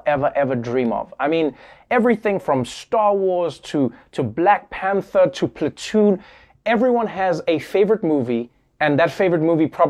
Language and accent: English; South Africa; As a South African